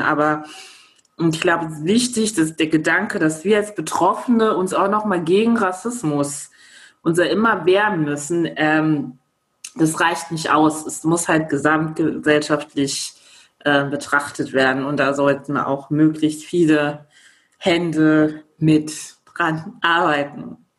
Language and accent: German; Germany; ich ähm, in Deutschland geboren worden bin